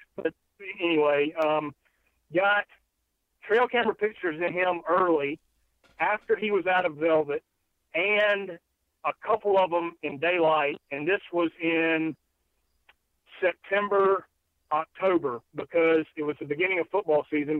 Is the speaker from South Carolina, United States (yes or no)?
yes; South Carolina, United States; being from South Carolina